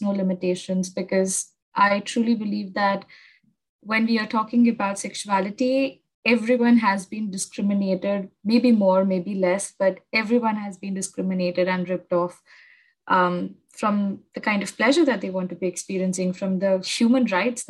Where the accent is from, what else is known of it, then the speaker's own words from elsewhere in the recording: Mumbai, Maharashtra, India; I'm from Mumbai